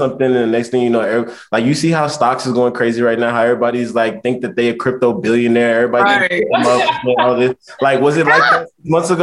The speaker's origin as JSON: {"language": "English", "area": "the Bay Area", "region": "California", "country": "United States", "tie": "born or raised there", "also_born_or_lived": "Hampton, Virginia / New York / Nigeria (ancestry)", "moved": "as an adult", "lives_now": "Chicago, United States", "said": "I grew up in the Bay"}